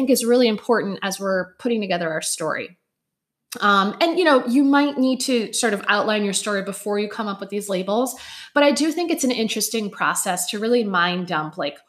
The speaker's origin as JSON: {"language": "English", "town": "Chicago", "region": "Illinois", "country": "United States", "tie": "born or raised there", "said": "I was raised in Chicago in 1985 to a Puerto Rican family."}